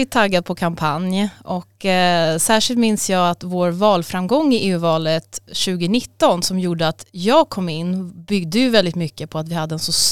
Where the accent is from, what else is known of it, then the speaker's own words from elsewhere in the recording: Stockholm, Stockholm County, Sweden; also born or lived in Albania; Jag är 37 år gammal, bor i Stockholm, uppvuxen här sedan jag var fem år gammal och eh, jag kom från Albanien tillsammans med min familj då när jag var fem år